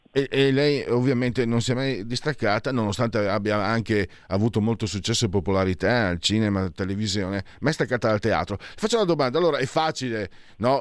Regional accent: Friuli-Venezia Giulia, Italy; dalle mie parti, vengo da Friuli

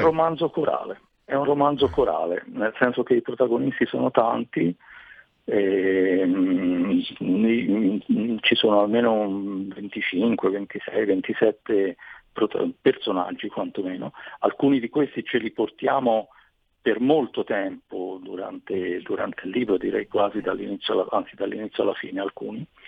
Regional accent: Tuscany, Italy; sono toscano, eh, però in realtà la mia famiglia da parte di mamma viene da, da un paesino vicino a Trento

